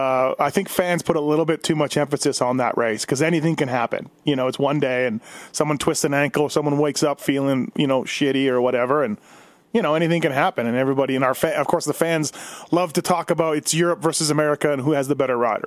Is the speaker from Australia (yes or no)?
no; Canada; now in United States; I'm Canadian